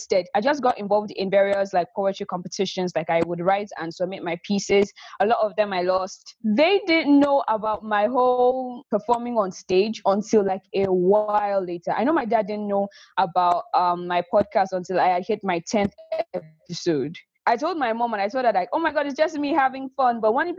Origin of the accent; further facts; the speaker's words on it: Nigeria; accent: neutral, mix of British; neutral accent. Mm-hmm. You almost can't tell that I am West African. I have a mix of British and basically my accent is a bit different.